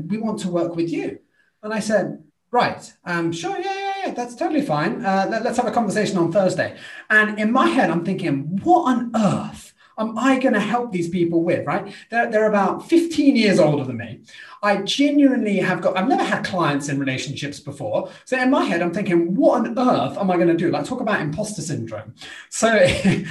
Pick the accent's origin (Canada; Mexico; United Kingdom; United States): United Kingdom; I'm British